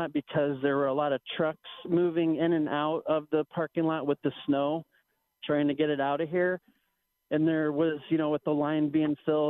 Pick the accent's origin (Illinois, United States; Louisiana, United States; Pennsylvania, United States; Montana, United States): Illinois, United States; Springfield; moved away as an adult; now in Buffalo, United States; I'm from Springfield, Illinois, actually, land of Lincoln.